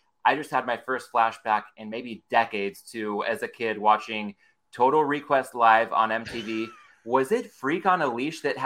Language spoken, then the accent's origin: English; Southern California, United States; growing up in Southern California